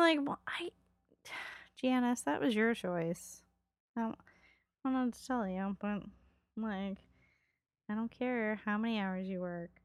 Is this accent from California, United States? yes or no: yes; Los Angeles, California, United States; one of my friends that I grew up with in Los Angeles